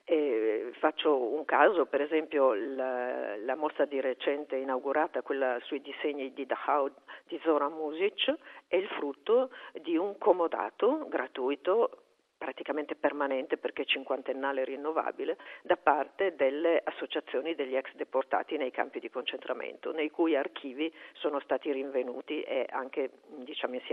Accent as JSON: {"language": "Italian", "town": "Trieste", "region": "Friuli-Venezia Giulia", "country": "Italy", "also_born_or_lived": "Bologna", "said": "io sono triestina, ma ho eh, lavorato e vissuto per moltissimi anni a Bologna, dove ho anche studiato all'università."}